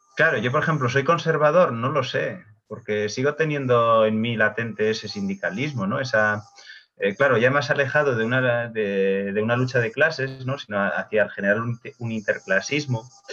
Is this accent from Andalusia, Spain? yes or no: no; Bilbao, Basque Country, Spain; now in Madrid, Spain; yo soy de Bilbao